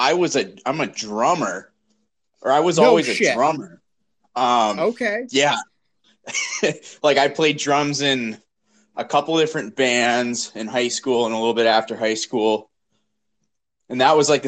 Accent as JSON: {"language": "English", "region": "Wisconsin", "country": "United States", "tie": "born or raised there", "also_born_or_lived": "Philadelphia, Pennsylvania", "said": "Dad moved the family for work over here and been here ever since."}